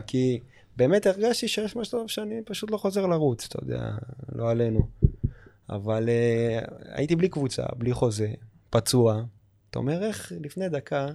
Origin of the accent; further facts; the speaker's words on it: Israel; המדינה שלי, שאני אוהב, שאני גדלתי בה